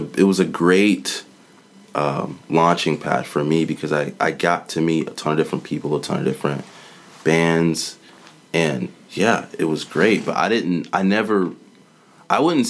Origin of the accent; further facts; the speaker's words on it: Savannah, Georgia, United States; moved away as an adult; also born or lived in Statesboro, Georgia; now in Atlanta, United States; I grew up in Savannah, went to Georgia Southern, which was like 30 minutes outside